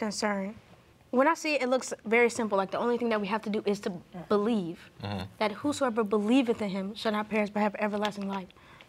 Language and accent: English; Marietta, Georgia, United States; I was raised in Atlanta, Georgia, or more affectionately known as Marietta.